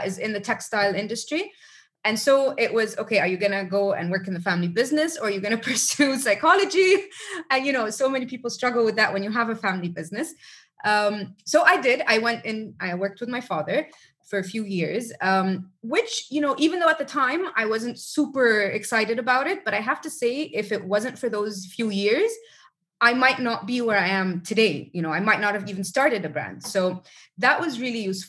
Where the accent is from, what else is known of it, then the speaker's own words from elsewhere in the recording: Egypt; moved away; also born or lived in United States / Rome, Italy / Geneva, Switzerland; I was born and raised in Egypt, lived abroad a few times. I lived in the US, I lived in Rome, I lived in Geneva, Switzerland.